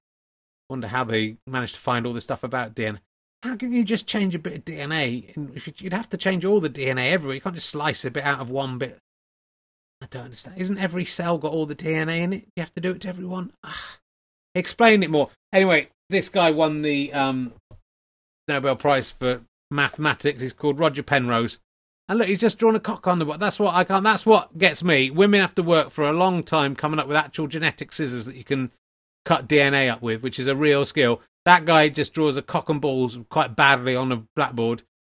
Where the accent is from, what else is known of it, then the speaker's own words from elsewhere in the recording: England, United Kingdom; So, I don't care, Richard. I'm English through and through.